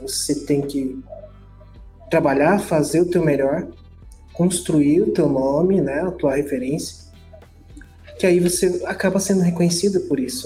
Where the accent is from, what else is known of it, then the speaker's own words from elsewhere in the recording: Guarujá, São Paulo, Brazil; moved away as an adult; also born or lived in Santos; now in Mogi das Cruzes, Brazil; eu sou do Guarujá. Eu nasci no Guarujá, dentro do Guarujá e Santos.